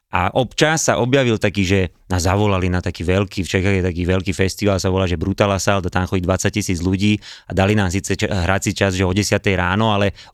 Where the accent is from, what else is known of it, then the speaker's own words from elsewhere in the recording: Bratislava, Bratislava Region, Slovakia; My sme z Devinskej.